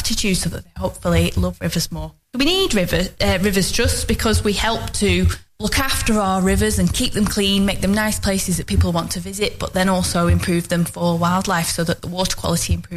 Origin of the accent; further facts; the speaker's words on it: Longridge, North West England, United Kingdom; I'm from the local area. I grew up in Longridge, which is also in the Ribble catchment